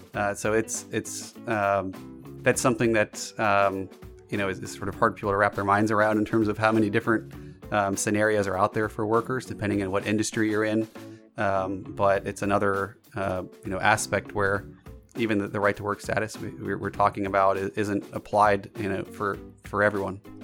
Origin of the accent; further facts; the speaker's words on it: Georgia, United States; myself growing up in Georgia